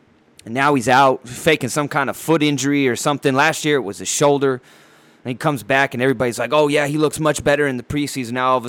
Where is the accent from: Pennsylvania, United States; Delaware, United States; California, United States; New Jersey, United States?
California, United States; San Diego; the Chargers move from Dago Beach, California, my hometown.